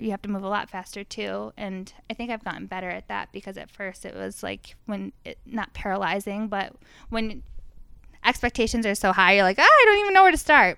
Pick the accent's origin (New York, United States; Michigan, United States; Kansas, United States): New York, United States; Fairport; also born or lived in Rochester, New York; I grew up in Fairport